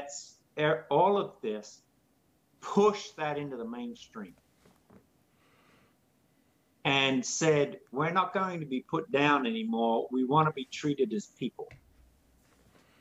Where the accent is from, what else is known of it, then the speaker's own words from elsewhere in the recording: Australia; now in United States; I'm not American. I'm not even a citizen. I'm a permanent resident. So tomorrow I'll probably be on a plane flying back to Australia.